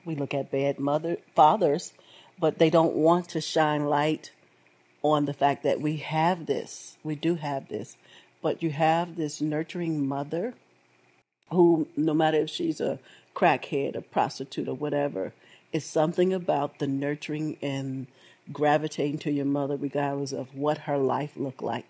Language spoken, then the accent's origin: English; United States; I was born here in America